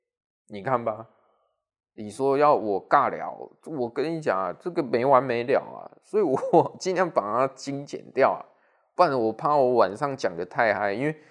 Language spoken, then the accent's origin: Chinese; Taichung, Taiwan; accent: Taichung; 尤其是我呐要讲台语，应该听有。哦，我是标准的台中腔啦，对不对？